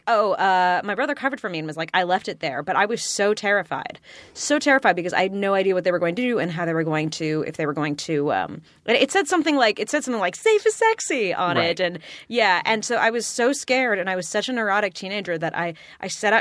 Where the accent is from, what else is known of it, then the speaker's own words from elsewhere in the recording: Burbank, California, United States; I grew up in Burbank